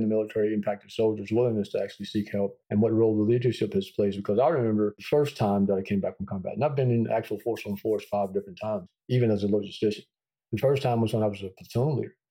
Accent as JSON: {"language": "English", "region": "Texas", "country": "United States", "tie": "born or raised there", "said": "growing up in Texas, you know, we tend to be proud folks"}